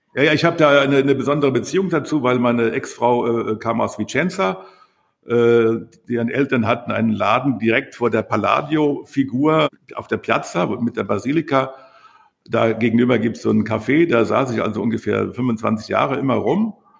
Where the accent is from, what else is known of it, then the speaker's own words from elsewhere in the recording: Rockenhausen, Rhineland-Palatinate, Germany; moved away; also born or lived in Berlin; da geboren im Krankenhaus, so wie ich auch